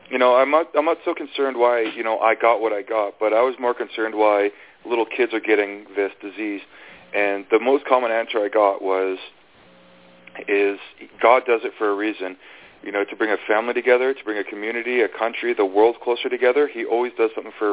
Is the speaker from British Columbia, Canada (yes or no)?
no; Fort McMurray, Alberta, Canada; prejudice and racism growing up in, you know, in Alberta